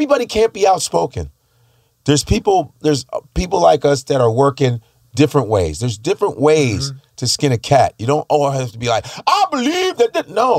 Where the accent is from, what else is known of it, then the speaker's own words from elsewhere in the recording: the South, United States; But that's just the way I talk. I'm from the South, Skip.